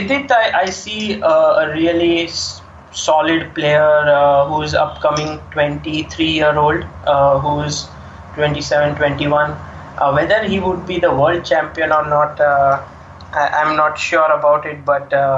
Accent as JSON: {"language": "English", "country": "India", "said": "as an Indian fan"}